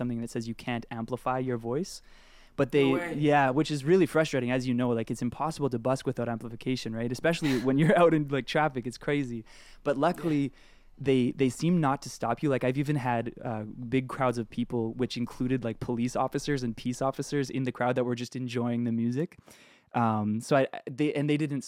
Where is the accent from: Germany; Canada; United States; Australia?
Canada; Edmonton, Alberta; also born or lived in Vancouver, British Columbia; now in Toronto, Canada; I grew up in Edmonton, Alberta, and I lived in Vancouver